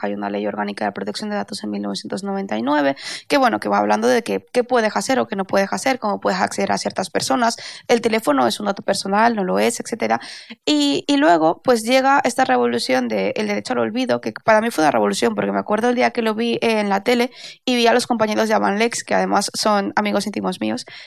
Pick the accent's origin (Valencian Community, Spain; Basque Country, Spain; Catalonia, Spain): Valencian Community, Spain; Valencia; soy de Valencia